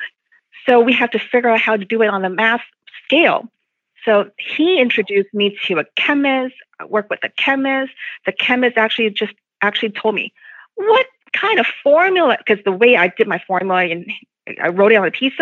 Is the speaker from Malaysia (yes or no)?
no; Hong Kong; moved away; I came from Hong Kong, not from China